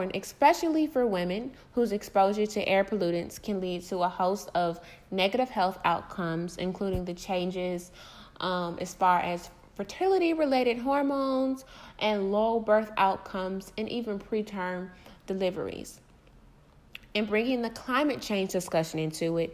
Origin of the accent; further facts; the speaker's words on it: Detroit, Michigan, United States; I'm from Detroit